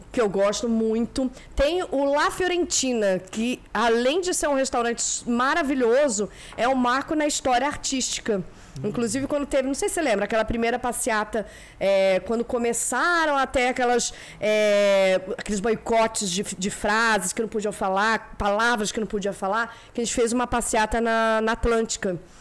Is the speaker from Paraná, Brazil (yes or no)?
no; Rio de Janeiro, Brazil; morei a vida toda em Copacabana, no Poço seis.